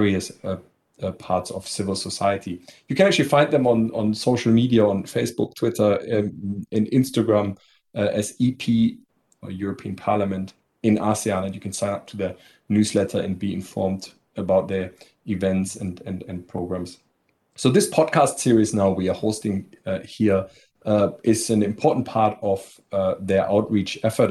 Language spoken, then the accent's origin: English; Germany; moved away as an adult; now in Singapore; I'm from Germany. I'm based here in Singapore for now a decade